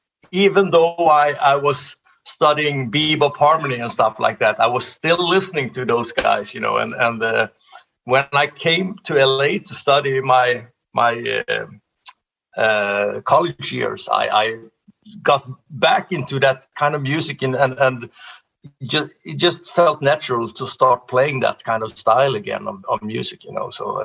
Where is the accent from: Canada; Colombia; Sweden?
Sweden; English is a second language; Well, I was studying music in both in gymnasium and high school. We call it gymnasium. And then pre-college and everything. I did 4 years in Sweden of that.